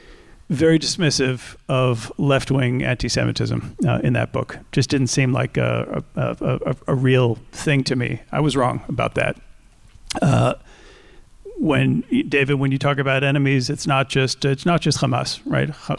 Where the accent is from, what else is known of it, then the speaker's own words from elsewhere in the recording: New Hampshire, United States; I grew up mainly in New Hampshire, not among Jewish people